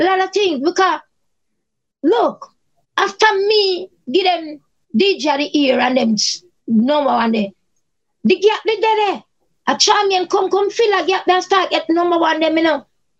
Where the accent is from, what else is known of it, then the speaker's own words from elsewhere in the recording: Cape Town, Western Cape, South Africa; Me and Charmian stand up and mind our own business. We are from Cape Town.